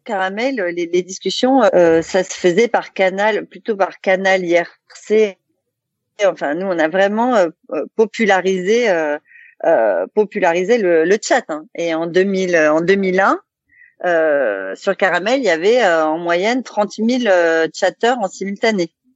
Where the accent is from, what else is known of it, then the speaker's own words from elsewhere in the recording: Alsace, Grand Est, France; Qu'on est alsacien, donc l'Allemagne on connaît un peu